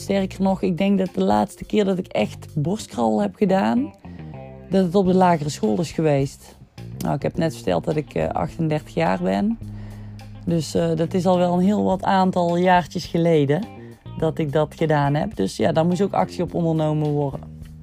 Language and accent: Dutch; Hapert, North Brabant, Netherlands; ik kom uit Hapert